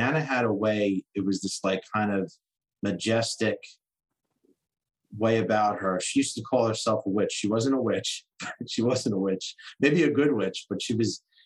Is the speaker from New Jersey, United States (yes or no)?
yes; New Jersey, United States; I was born in New Jersey